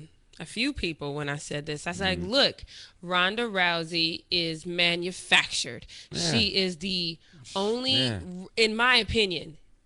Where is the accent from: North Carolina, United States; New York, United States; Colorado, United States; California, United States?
Colorado, United States; Denver; I'm from Denver